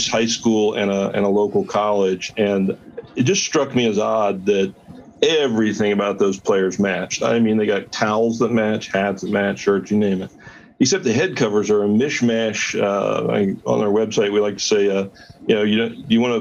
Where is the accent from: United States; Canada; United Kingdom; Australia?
United States; Portsmouth, Ohio; also born or lived in Raleigh, North Carolina / Charleston, South Carolina; I'm born and raised in Ohio.